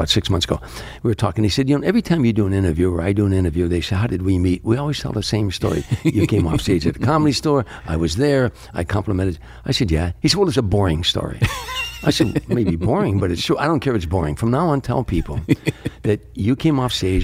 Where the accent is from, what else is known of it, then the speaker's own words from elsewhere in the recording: Harvey, Illinois, United States; moved away; I was a kid from Harvey, Illinois.